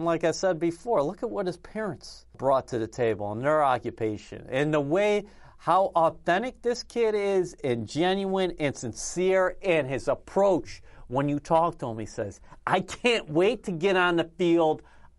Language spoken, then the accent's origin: English; East Coast, United States; even though I grew up on the East Coast